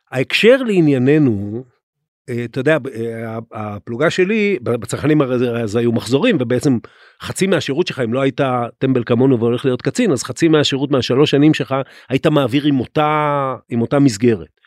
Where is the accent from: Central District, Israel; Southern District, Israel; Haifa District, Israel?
Haifa District, Israel; Krayot; אני בכלל גדלתי בקריות.